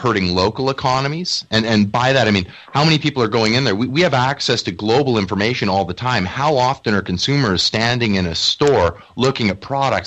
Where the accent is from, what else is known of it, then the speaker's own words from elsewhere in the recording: Canada; I as a Canadian